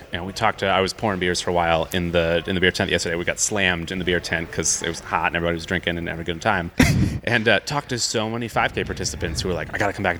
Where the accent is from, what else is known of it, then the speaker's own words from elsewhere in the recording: Clearwater, Florida, United States; moved away; So my hometown's actually Clearwater, which is a town, you know, right on the Gulf side of Tampa